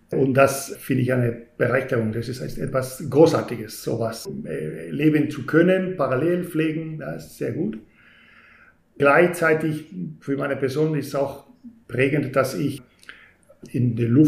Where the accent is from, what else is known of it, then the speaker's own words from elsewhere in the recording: Spain; now in Germany; Dann würde ich sagen … bin Spanier. Das ist etwas, das mich definitiv prägt